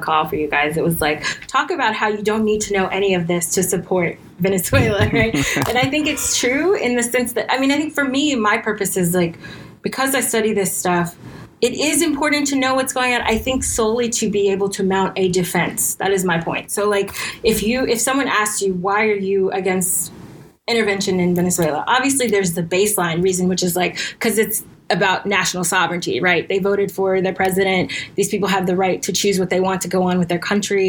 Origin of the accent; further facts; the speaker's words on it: United States; also born or lived in New York / Virginia; I'm from America